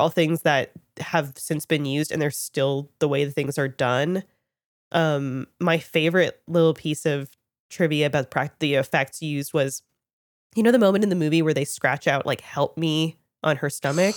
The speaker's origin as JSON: {"language": "English", "town": "Toronto", "region": "Ontario", "country": "Canada", "tie": "born or raised there", "said": "I'm Canadian, and I was living in Toronto at the time, grew up there"}